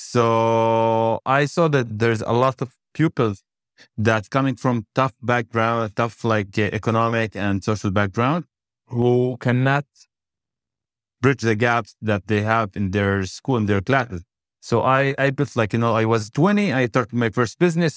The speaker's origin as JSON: {"language": "English", "town": "Shefa-'Amr", "region": "Northern District", "country": "Israel", "tie": "born or raised there", "said": "I born and raised in Shafamir"}